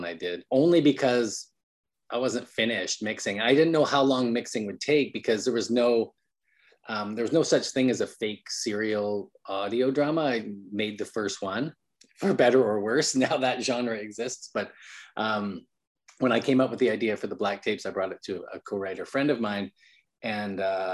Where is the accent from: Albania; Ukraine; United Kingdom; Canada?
Canada; Calgary, Alberta; moved away as an adult; also born or lived in Vancouver, Canada; now in United States; And I'm from Calgary, Alberta, Canada.